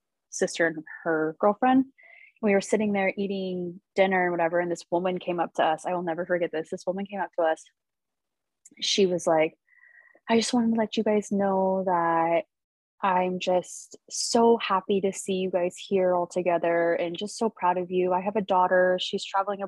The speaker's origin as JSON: {"language": "English", "town": "Salem", "region": "Oregon", "country": "United States", "tie": "born or raised there", "said": "my hometown. So I'm from Salem"}